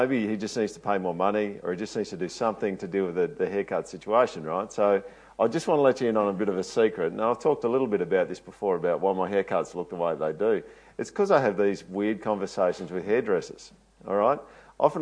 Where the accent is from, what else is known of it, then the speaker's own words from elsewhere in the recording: Toowoomba, Queensland, Australia; I'm not from here. I'm actually from Toowoomba.